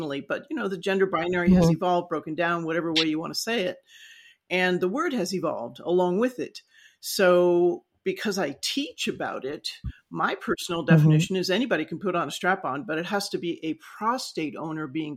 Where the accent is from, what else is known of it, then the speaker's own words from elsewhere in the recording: Los Angeles, California, United States; also born or lived in San Joaquin Valley / Ventura; I grew up in the San Fernando Valley